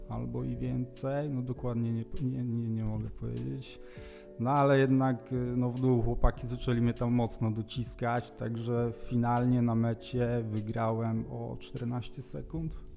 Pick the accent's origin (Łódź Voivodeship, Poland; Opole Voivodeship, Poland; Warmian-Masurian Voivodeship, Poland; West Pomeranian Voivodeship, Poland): Opole Voivodeship, Poland; Jestem biegaczem z Opolszczyzny, nie tutaj z rejonu Wrocławia, z południa Opolszczyzny